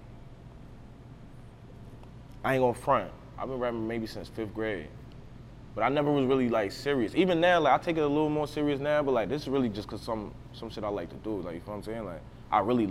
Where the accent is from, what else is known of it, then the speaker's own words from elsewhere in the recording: United States; I'm really from the Drive, though. Like, I was born and raised here, whole life, came up